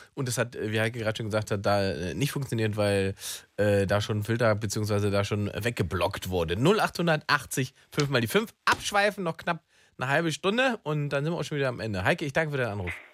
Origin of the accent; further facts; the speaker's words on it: Berlin, Germany; ich als Berliner